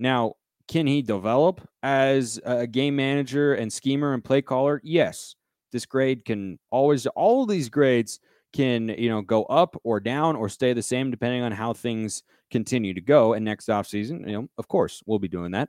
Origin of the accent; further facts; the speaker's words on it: Pacific Northwest, United States; I hail from the Pacific Northwest, painfully.